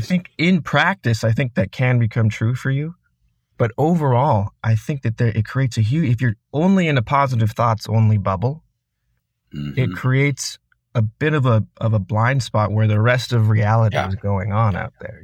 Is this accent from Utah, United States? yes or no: yes; Sandy, Utah, United States; I grew up in Sandy, Utah. It's a suburb of Salt Lake City